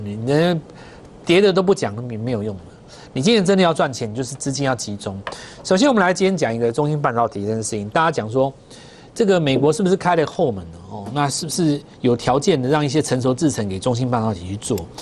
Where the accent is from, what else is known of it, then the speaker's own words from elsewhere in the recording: Taiwan; 还是我们台湾人先知道